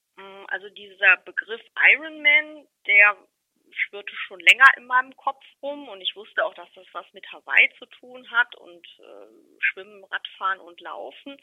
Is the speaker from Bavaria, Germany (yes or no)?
no; Remscheid, North Rhine-Westphalia, Germany; ich bin in Remscheid geboren und lebe in Remscheid immer noch